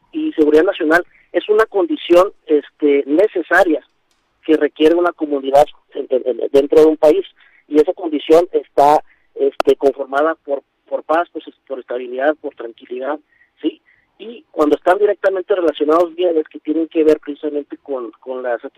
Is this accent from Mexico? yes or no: yes; Mexico; como, ciudadanos, como mexicanos, hablando particularmente de nuestro país